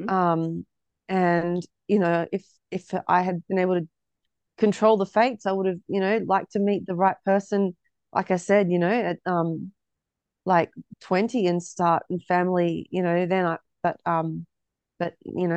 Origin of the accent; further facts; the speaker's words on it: Hobart, Tasmania, Australia; moved away as an adult; also born or lived in Melbourne, Australia; now in Ballarat, Australia; originally from Tassie. Came to Melbourne 2012 and then I decided I wanted to raise my family in a smaller town because I grew up in Hobart